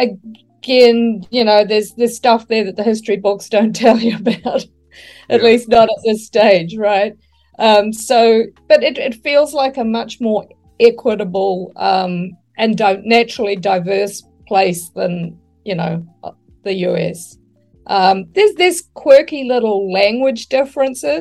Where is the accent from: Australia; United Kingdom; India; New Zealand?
New Zealand; moved away as an adult; also born or lived in United States; I'm a New Zealander